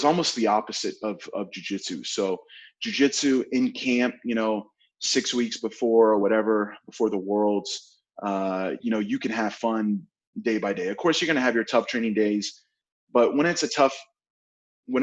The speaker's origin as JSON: {"language": "English", "region": "Oklahoma", "country": "United States", "said": "I'm from Oklahoma"}